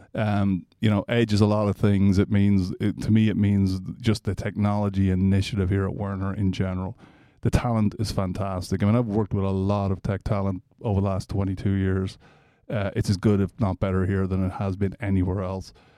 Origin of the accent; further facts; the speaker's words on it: Ireland; moved away as an adult; also born or lived in Atlanta, United States; now in Nebraska, United States; I'm Irish originally, so I came here in nineteen ninety-four.